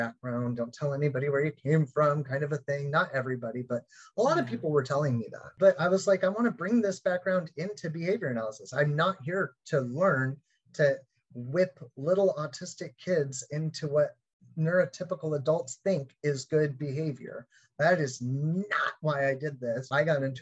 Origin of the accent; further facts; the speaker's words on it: Anchorage, Alaska, United States; growing up in Anchorage, Alaska